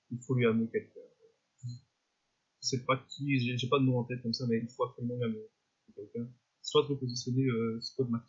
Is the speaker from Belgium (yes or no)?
yes; Belgium; je suis belge